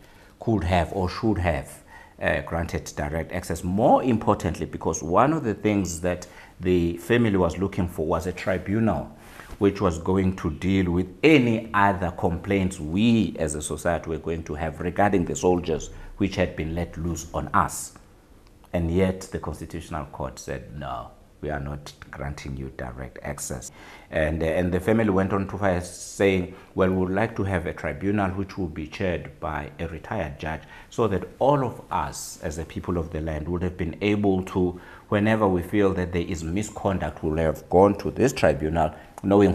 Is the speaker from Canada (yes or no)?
no; South Africa; as a South African who never studied law for a single day